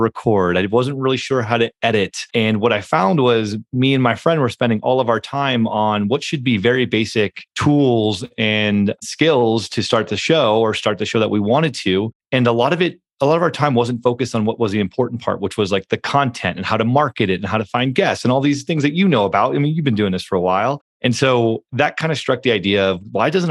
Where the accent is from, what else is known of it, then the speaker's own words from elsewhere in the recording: Silicon Valley, California, United States; also born or lived in San Francisco; I'm from Silicon Valley